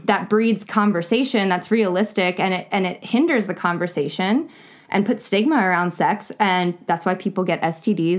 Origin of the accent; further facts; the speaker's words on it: North Carolina, United States; I was born, or I was raised in North Carolina